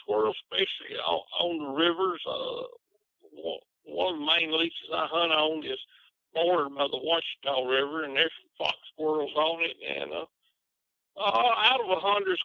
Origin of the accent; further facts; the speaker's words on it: Tennessee, United States; moved away as an adult; also born or lived in Lebanon, Tennessee; now in Bearden, United States; I'm from Reedstock, Tennessee. Now I live in southern Arkansas, a little bitty town called Bearden